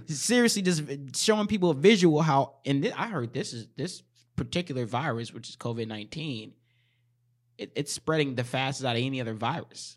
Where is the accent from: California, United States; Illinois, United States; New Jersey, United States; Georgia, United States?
Illinois, United States; Chicago; moved away; I was born in Chicago, lived there for half my life, and then moved here for the rest of the, the half